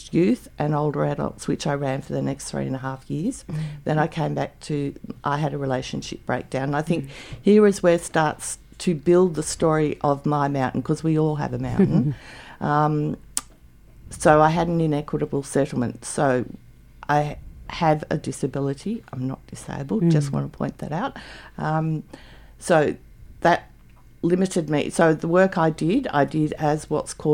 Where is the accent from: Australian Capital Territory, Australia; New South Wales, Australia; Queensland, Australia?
Australian Capital Territory, Australia; Canberra; also born or lived in Victoria / Ballarat; now in Canberra, Australia; I moved back to Canberra because I was born in Canberra, moved to Victoria, lived on a cattle farm for 10 years and then in the city of Ballarat for 5 years